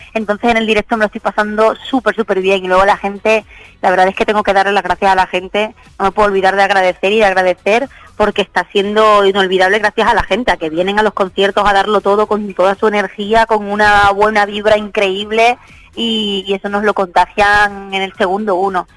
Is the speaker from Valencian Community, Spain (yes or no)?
no; Málaga, Andalusia, Spain; Tocamos hoy en la Plaza de Toros de Málaga, en mi tierra